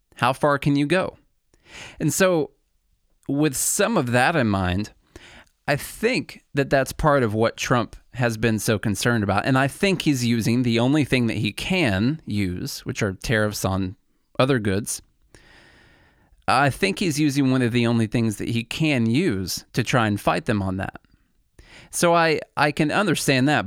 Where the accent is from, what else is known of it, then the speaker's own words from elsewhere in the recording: Illinois, United States; moved away as an adult; now in Nashville, United States; I'm originally from Illinois. I've been in Nashville, Tennessee now for about ten years.